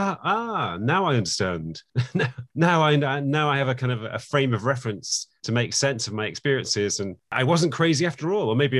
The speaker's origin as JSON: {"language": "English", "region": "England", "country": "United Kingdom", "tie": "born or raised there", "said": "I was born in England"}